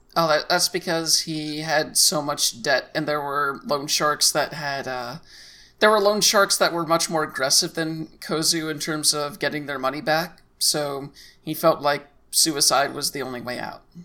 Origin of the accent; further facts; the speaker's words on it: United States; as a American player